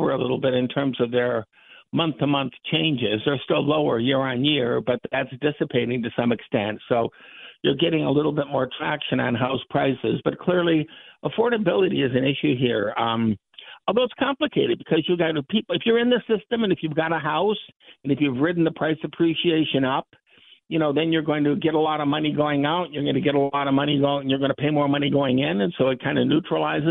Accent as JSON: {"language": "English", "town": "Detroit", "region": "Michigan", "country": "United States", "tie": "born or raised there", "moved": "yes", "lives_now": "New York City, United States", "said": "I grew up in Michigan, grew up in Detroit."}